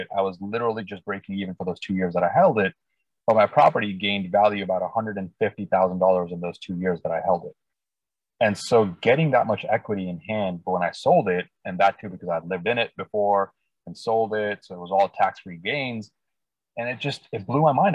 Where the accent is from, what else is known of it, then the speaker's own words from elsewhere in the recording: India; also born or lived in Northern California Bay Area, United States; now in Bay Area, United States; I was uh, born and raised in India, actually, and been in the U.S. about 25 years. And now I live in the Northern California Bay Area region.